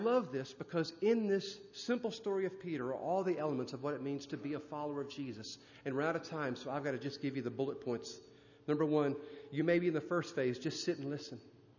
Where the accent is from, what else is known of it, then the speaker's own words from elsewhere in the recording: India; Sometimes my thoughts would wander growing up in India, being raised in the Hindu faith. My mother was a priestess in the temple.